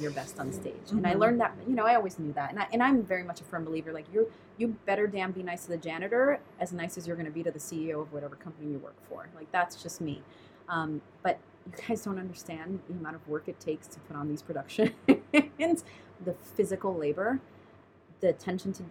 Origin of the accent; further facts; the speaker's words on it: New York, United States; now in Southern California, United States; I'm a New Yorker